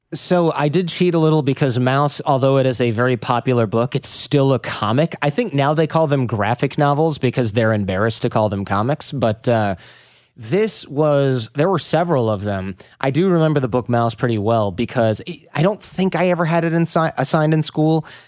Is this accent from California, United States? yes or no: no; Detroit, Michigan, United States; we're from Detroit